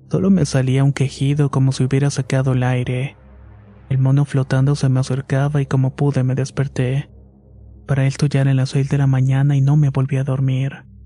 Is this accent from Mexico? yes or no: yes; Veracruz, Mexico; Somos originarias de Veracruz, de un pueblo a solamente una hora de Catemaco.